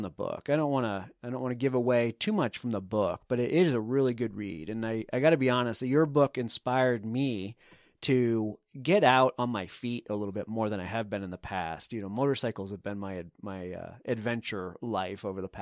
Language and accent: English; East Coast, United States; you and I both grew up on the East Coast